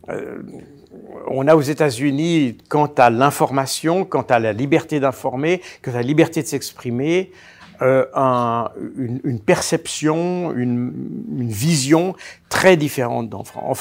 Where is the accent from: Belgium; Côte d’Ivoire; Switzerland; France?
Switzerland; on rappelle que je suis suisse.